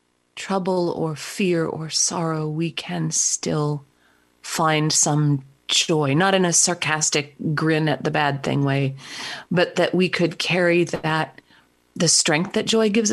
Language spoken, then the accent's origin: English; Midwest, United States; I was raised here in the Midwest, where I live now